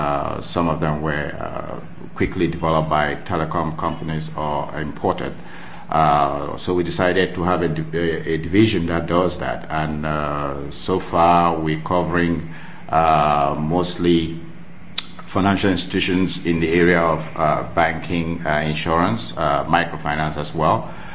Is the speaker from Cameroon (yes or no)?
yes; Cameroon; moved away; also born or lived in United States; being that I'm from Cameroon